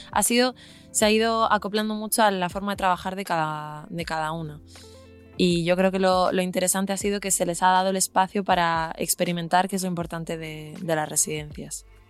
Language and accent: Spanish; Galicia, Spain; moved away; yo soy de Galicia